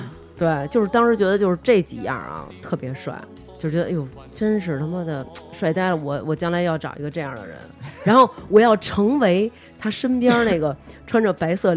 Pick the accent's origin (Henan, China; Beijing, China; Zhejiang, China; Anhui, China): Beijing, China; 我们我们北京人特别注重这儿化音